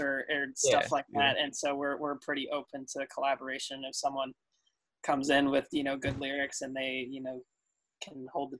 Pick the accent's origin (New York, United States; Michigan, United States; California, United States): Michigan, United States; Detroit; moved away as an adult; also born or lived in Nashville; now in Atlanta, United States; I both moved from Detroit. We're both from Michigan, grew up there. And our family lives in Atlanta now, which is where we're both coming to you from.